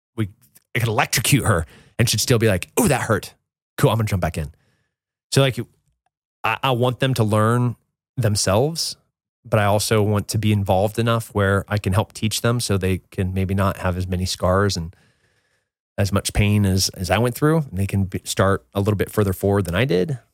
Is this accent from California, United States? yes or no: yes; Central California, United States; I grew up in Central California